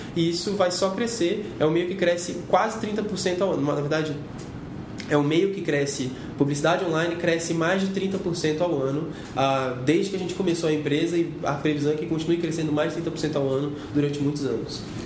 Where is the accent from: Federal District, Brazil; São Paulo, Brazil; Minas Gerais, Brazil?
Federal District, Brazil; Gama; eu sou de uma cidade chamada Gama, sou do Gama, no Distrito Federal, e é uma cidade que fica 44 quilômetros de Brasília